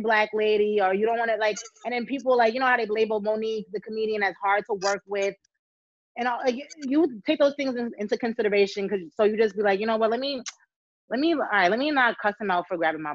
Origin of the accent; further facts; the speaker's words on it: Jamaica; moved away; where I grew up in Jamaica